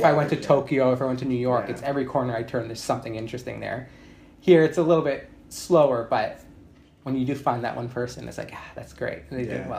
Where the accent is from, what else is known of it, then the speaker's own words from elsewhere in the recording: Canada; moved away as an adult; now in Australia; my parents are Italian. I'm Canadian, but my parents are Italian.